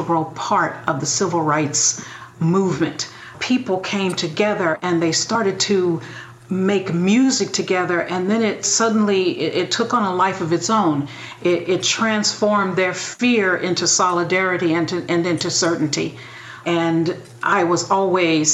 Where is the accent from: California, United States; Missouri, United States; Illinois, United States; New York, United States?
Missouri, United States; St. Louis; I was brought up in St. Louis